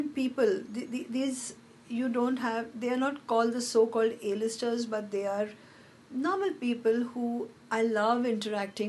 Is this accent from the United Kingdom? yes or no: no; Hyderabad, Telangana, India; I'm from Hyderabad. I've grown up in Hyderabad